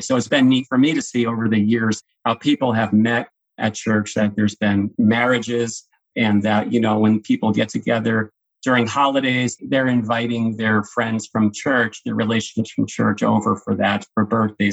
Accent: Mahopac, New York, United States; also born or lived in New Fairfield, Connecticut; now in Carmel, United States; I grew up in Mayapack, one town over.

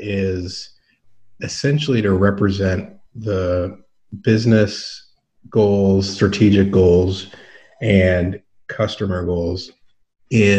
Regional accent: Chevy Chase, Maryland, United States; moved away as an adult; I grew up in Chevy Chase, Maryland, right outside of D.C.

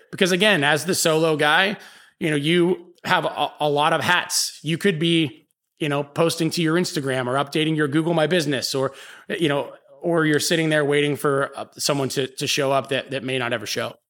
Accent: Pittsburgh, Pennsylvania, United States; now in New Orleans, United States; I'm from Pittsburgh, Pennsylvania. I moved here

